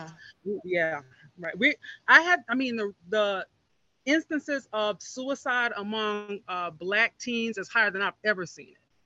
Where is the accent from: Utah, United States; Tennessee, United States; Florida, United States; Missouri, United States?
Florida, United States; Miami Gardens; I grew up in Miami Gardens. I'm, I'm a product of this community